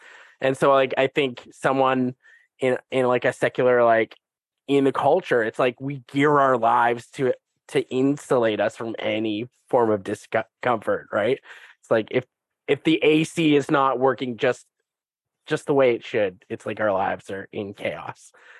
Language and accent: English; Canada; That's kind of what Canadians are about, and we say sorry, and we have peacekeepers.